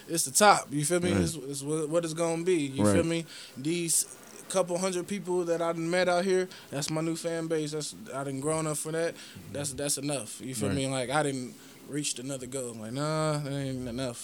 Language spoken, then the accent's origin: English; Indianapolis, Indiana, United States; moved away as an adult; also born or lived in Terre Haute, Indiana / Coos Bay, Oregon / Portland, Oregon; growing up in Indiana